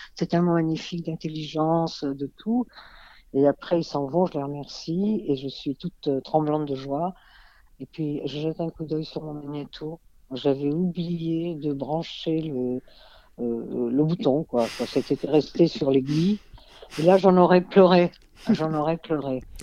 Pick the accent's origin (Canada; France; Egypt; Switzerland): Egypt; moved away; je suis née en Égypte